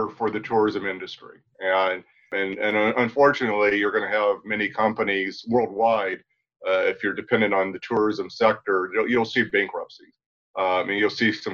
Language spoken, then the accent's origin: English; United States; as an American doing business in China